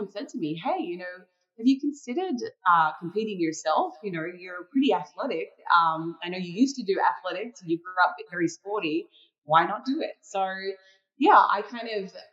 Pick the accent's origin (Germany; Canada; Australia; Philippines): Australia; Tasmania; I grew up in Tasmania, Australia.